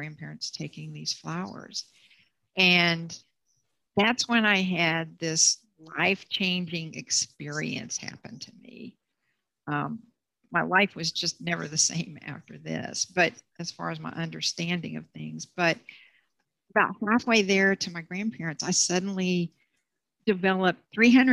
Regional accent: Bryan, Texas, United States; moved away as an adult; also born or lived in Houston; I was back in Bryan

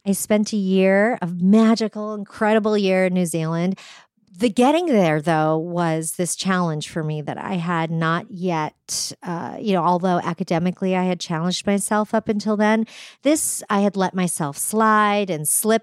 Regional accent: New Hampshire, United States; I was raised in New Hampshire

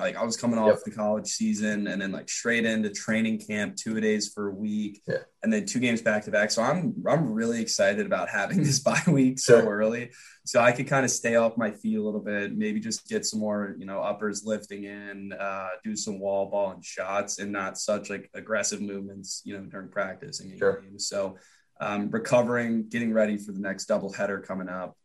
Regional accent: Annapolis, Maryland, United States; I'm Annapolis

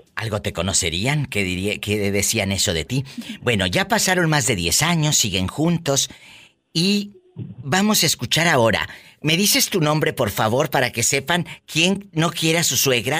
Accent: Matamoros, Tamaulipas, Mexico; de mi tierra de Matamoros, Tamaulipas

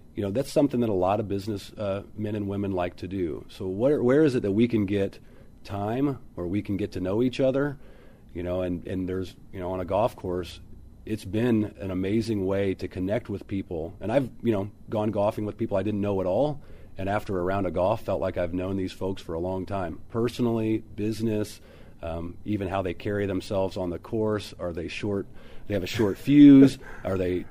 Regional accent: Quincy, Illinois, United States; moved away as an adult; now in St. Louis, United States; born and raised in Quincy, Illinois, a couple of hours uh, north of St. Louis

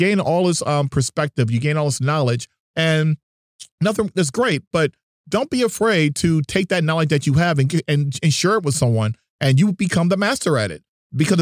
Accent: New Jersey, United States; I grew up in New Jersey

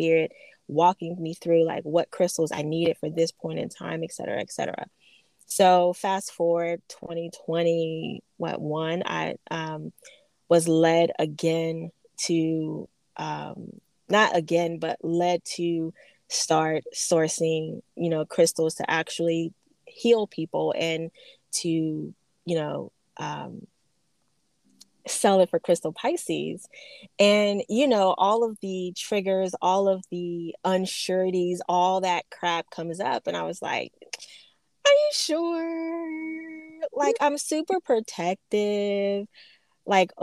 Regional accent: Phoenix, Arizona, United States; moved away; I'm from Phoenix, Arizona.

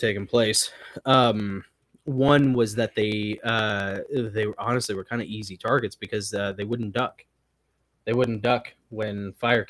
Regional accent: the American South, United States; as a Southerner

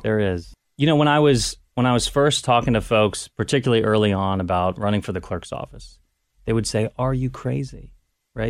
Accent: Cincinnati, Ohio, United States; moved away as an adult; also born or lived in Washington, D.C.; I wanted to come back to Cincinnati, wanted to come back to Ohio.

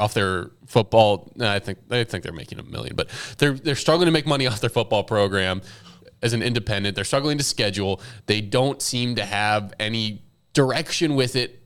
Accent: Dallas, Texas, United States; growing up in Dallas

